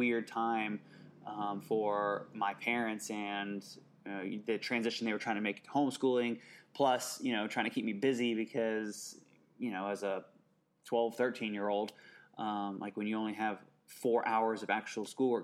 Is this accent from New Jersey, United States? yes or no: no; Indianapolis, Indiana, United States; I grew up in Indianapolis, Indiana